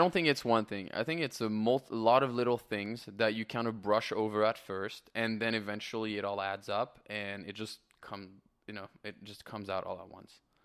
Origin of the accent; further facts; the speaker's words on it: France; moved away as an adult; also born or lived in Canada; now in Los Angeles, United States; I am born and raised in France